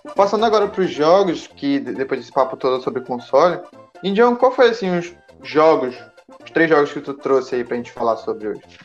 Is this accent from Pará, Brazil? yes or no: yes; Pará, Brazil; eu sou do, do Pará